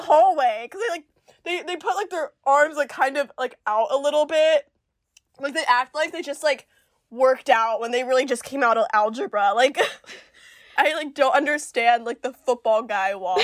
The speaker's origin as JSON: {"language": "English", "region": "Central Florida", "country": "United States", "tie": "born or raised there", "also_born_or_lived": "Peru"}